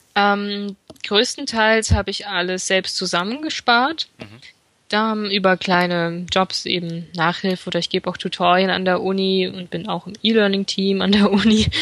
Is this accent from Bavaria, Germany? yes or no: no; Fulda, Hesse, Germany; moved away as an adult; now in Frankfurt am Main, Germany; ich komme eigentlich gebürtig aus Fulda und im Rahmen meines Studiums bin ich nach Frankfurt am Main umgezogen